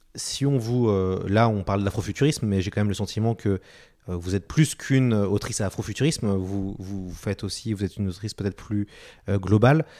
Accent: France; chez nous en France

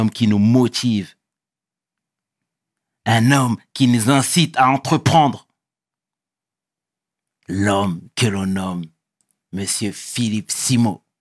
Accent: Cameroon; Oui, je suis camerounais.

